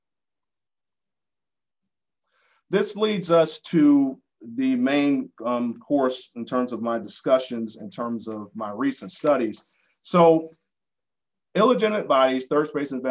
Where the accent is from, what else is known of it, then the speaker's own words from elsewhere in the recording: Atlanta, Georgia, United States; growing up in Atlanta as a Black man